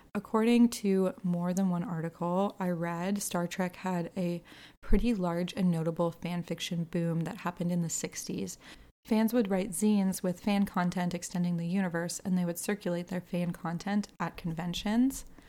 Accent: Canada; I'm also Canadian

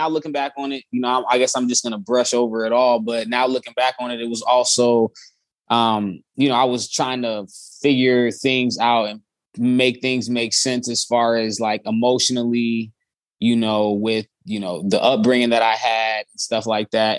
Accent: Chicago, Illinois, United States; I'm from Chicago, Chicagoland area, born and raised, moved around a lot.

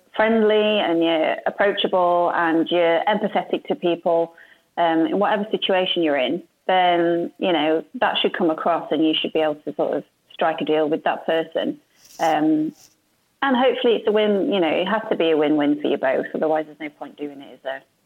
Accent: Yorkshire and the Humber, United Kingdom; moved away as an adult; now in Sheffield, United Kingdom; I'm originally from West Yorkshire

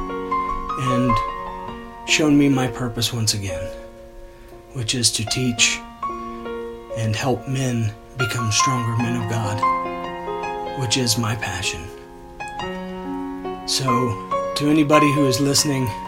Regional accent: DeGraff, Ohio, United States; now in Galena, United States; I'm originally from DeGraff, Ohio.

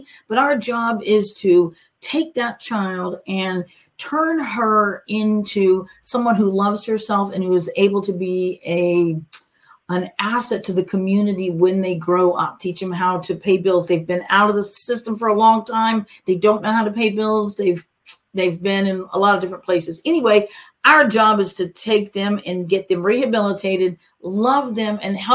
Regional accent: Cape Coral, Florida, United States; also born or lived in Fort Myers; I'm actually from Florida, and then I did graduate high school in Fort Myers

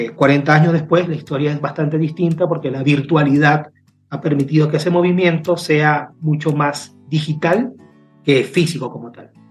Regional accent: Peru; moved away; Yo soy peruano y me encuentro en este momento fuera de mi país

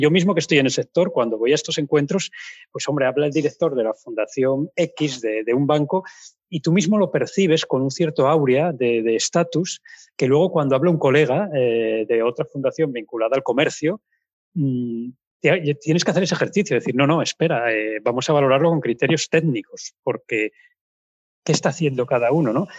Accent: Pola de Siero, Asturias, Spain; now in Oviedo, Spain; yo vivo en Oviedo, pero soy de Pola de Siero

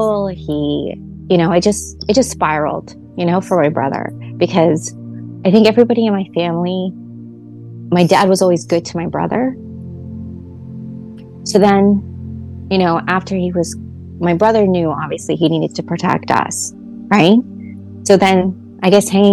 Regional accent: United States; the same complex that we grew up in Highland Park

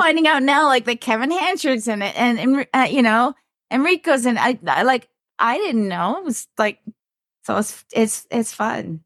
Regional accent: Toronto, Ontario, Canada; I grew up here in Toronto in, in North York

